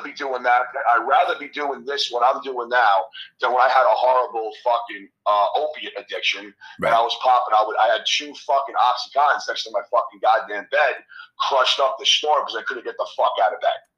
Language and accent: English; New York City, New York, United States; born and raised in Queens, New York